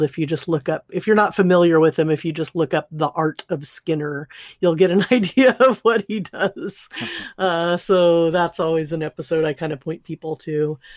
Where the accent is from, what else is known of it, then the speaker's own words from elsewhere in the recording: Southern California, United States; I grew up in Southern California